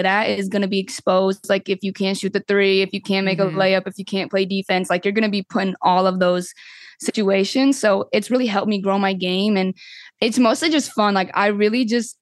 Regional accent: Washington, United States; now in Louisville, United States; I'm from Washington

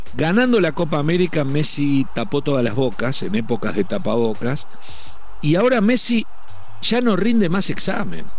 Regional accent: Uruguay; estaremos mal rumbeados también los uruguayos

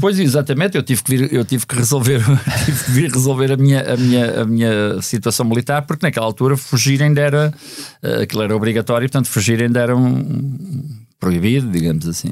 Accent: Lisbon, Portugal; also born or lived in United States; nós não somos propriamente do bairro operário, somos da Médio-Burguesia e Lisboeta

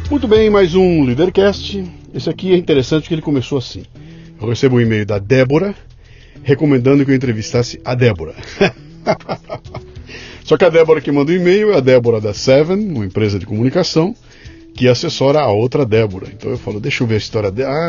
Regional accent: São Paulo, Brazil; also born or lived in United States; Sou daqui de São Paulo.

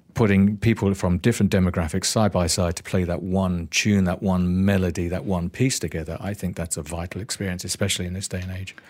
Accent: Northampton, East Midlands, United Kingdom; now in Malaysia; growing up in Northampton

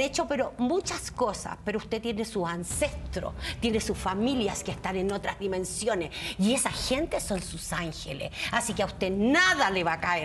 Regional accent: Chile; moved away; Yo soy una bruja que vengo de Chile

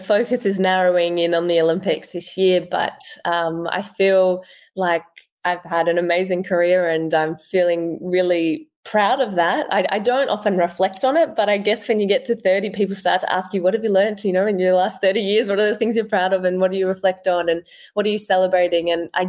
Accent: France; born there; knowing, I guess, that I was born in France is really special.

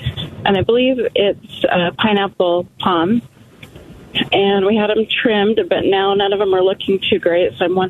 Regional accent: Utah, United States; moved away as an adult; now in Rio Verde, United States; I'm new to the area. I'm from Utah.

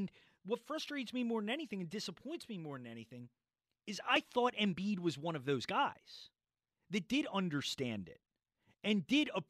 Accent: Philadelphia, Pennsylvania, United States; I grew up in Philadelphia.

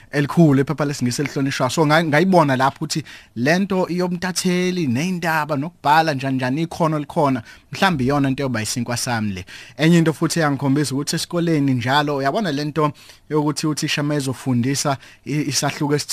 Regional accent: Umlazi, KwaZulu-Natal, South Africa; also born or lived in Johannesburg / Pretoria; now in Durban, South Africa; insizwa edabuka eMlazi ngwasemlazi eh ngazalelwa khona eMlazi ngakhulela khona eMlazi

